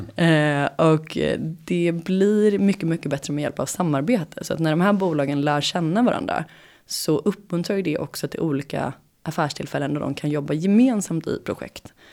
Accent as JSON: {"language": "Swedish", "country": "Sweden", "also_born_or_lived": "San Francisco, United States", "moved": "as an adult", "said": "jag var svensk"}